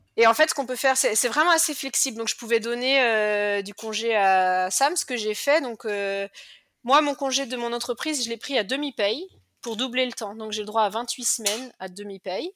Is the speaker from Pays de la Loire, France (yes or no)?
yes; Cholet, Pays de la Loire, France; moved away as an adult; now in Perth, Australia; je suis française. Euh, à l'origine, je viens de Cholet, dans le Maine-et-Loire, et j'habite à Perth en Australie depuis 2009